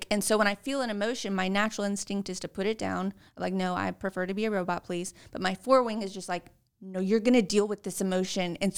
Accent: Texas, United States; also born or lived in California / Arizona / Arkansas / New Jersey; I was born in Texas. I I moved around a lot

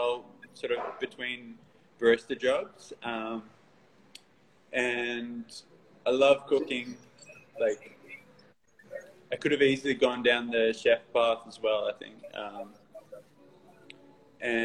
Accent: Newcastle, New South Wales, Australia; moved away as an adult; now in Sydney, Australia; when I moved to Sydney around 2008, because I'm from Newcastle originally

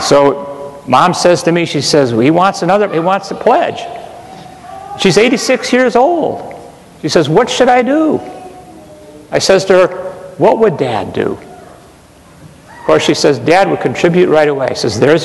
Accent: Parma, Ohio, United States; When I was growing up, I'm from St. Charles Parish in Parma, Ohio

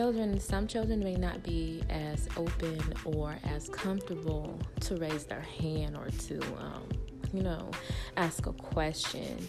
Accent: California, United States; moved away as an adult; I'm from California

